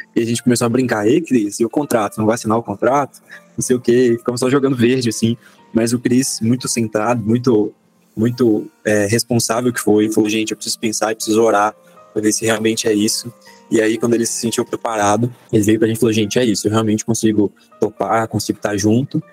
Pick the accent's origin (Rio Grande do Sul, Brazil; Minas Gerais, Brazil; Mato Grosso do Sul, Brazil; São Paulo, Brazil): Minas Gerais, Brazil; Belo Horizonte; sou aqui de BH também, nascido e criado, moro no bairro Santo André